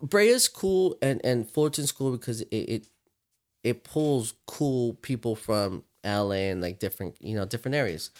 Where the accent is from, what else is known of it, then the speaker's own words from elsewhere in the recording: Victorville, California, United States; so we grew up in Victorville